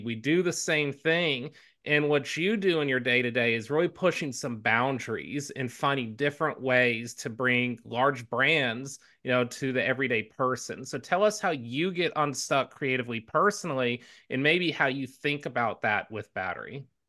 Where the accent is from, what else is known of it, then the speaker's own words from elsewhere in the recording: Houston, Texas, United States; I grew up in Houston